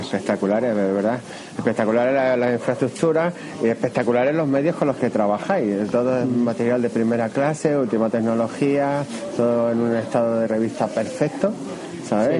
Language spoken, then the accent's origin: Spanish; Extremadura, Spain; para los que venimos de Extremadura